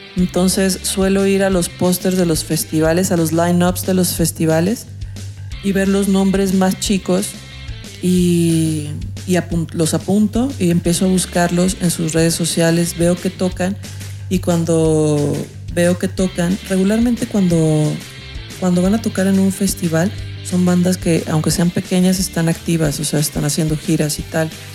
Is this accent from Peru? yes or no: no; Guadalajara, Jalisco, Mexico; yo soy de Guadalajara